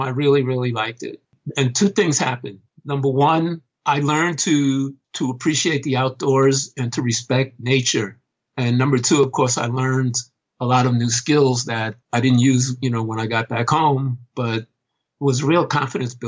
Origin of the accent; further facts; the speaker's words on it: New York City, New York, United States; I wasn't actually born in New York City, but it's the only place I've ever really known